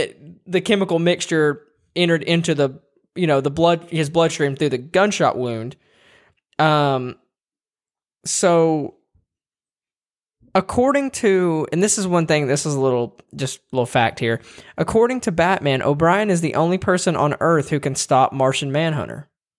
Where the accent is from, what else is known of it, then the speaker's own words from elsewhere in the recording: Tennessee, United States; we're from Tennessee.